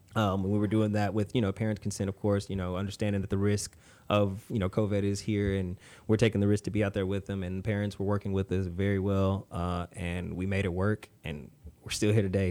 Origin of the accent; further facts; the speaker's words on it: Conroe, Texas, United States; I played sports growing up in Conroe, um, went to Conroe High